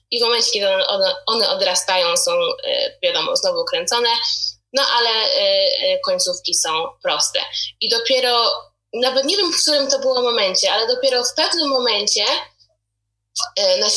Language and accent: Polish; Poland; dorastając w Polsce ja w ogóle nie pamiętam, żeby moja mama używała jakichkolwiek produktów e, do czesania moich włosów.